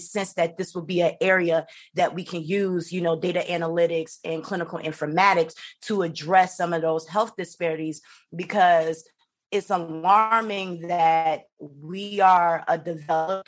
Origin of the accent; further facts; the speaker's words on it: Chicago, Illinois, United States; moved away; I'm originally from Chicago, Illinois